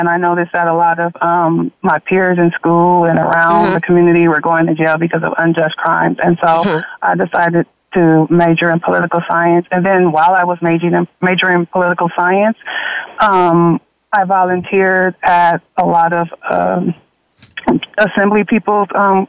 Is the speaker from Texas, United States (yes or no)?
no; Los Angeles, California, United States; I'm a California native. I grew up in South LA. I'm one of seven first generation, low income African American college graduate.